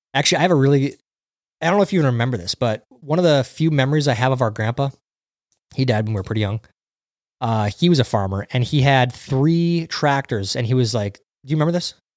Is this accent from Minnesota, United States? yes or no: yes; Minnesota, United States; we grew up in Minnesota